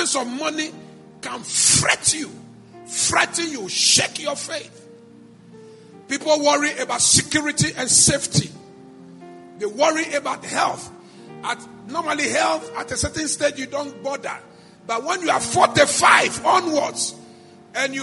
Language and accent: English; Ghana; I'm a Ghanaian.